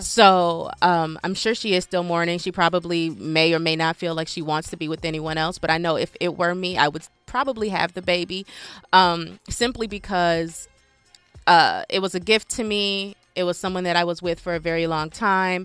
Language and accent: English; Nigeria; I'm Nigerian, so we do a few weddings